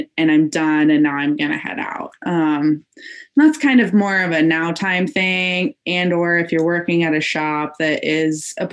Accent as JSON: {"language": "English", "town": "Phoenix", "region": "Arizona", "country": "United States", "moved": "yes", "lives_now": "Portland, United States", "said": "I'm in Portland, Oregon right now, but I'm originally from Phoenix, Arizona."}